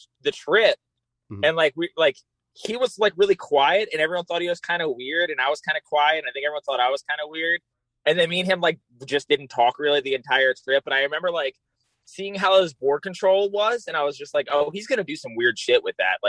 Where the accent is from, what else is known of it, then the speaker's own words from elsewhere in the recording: Baltimore, Maryland, United States; now in Los Angeles, United States; That's where I'm living now, but I'm from Baltimore, Maryland.